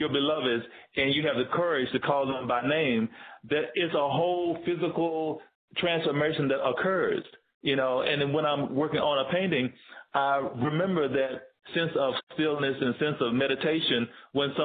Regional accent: Tennessee, United States; also born or lived in Georgia; now in Bay Area, United States; I'm from Tennessee

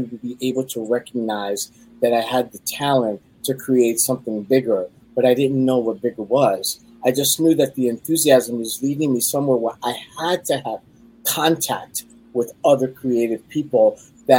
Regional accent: New York City, New York, United States; From East Harlem, and I was from Brooklyn

